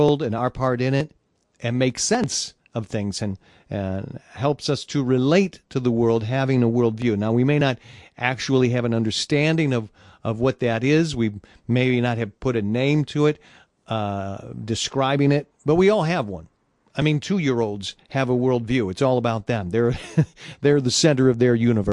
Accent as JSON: {"language": "English", "town": "Detroit", "region": "Michigan", "country": "United States", "tie": "born or raised there", "said": "Motown, Detroit, where I was born and raised"}